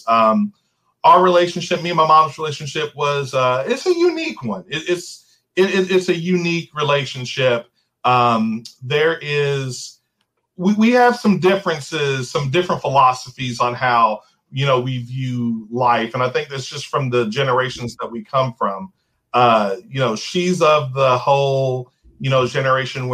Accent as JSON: {"language": "English", "town": "New Albany", "region": "Indiana", "country": "United States", "tie": "born or raised there", "said": "I was born and raised here in New Albany."}